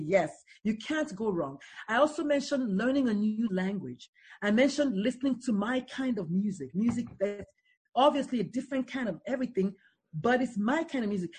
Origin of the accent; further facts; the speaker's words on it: Nigeria; On Thursdays, we have Nigerian food because we're Nigerians